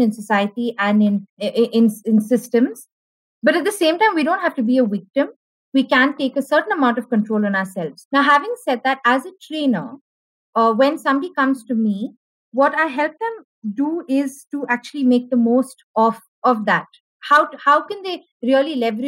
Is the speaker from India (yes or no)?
yes; Bangalore, Karnataka, India; also born or lived in Kerala; I'm a Malayali, born and brought up in Bangalore